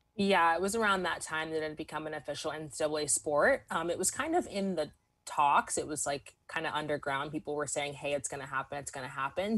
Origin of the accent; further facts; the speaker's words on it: Southern California, United States; I grew up in SoCal